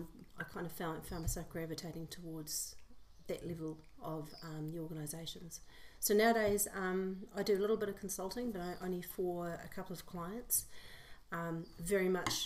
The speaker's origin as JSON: {"language": "English", "town": "Port Moresby", "region": "National Capital District", "country": "Papua New Guinea", "tie": "born or raised there", "also_born_or_lived": "New Zealand", "moved": "yes", "said": "So I'm New Zealand born, but I spent the first part of my life growing up in Port Moresby, Papua New Guinea."}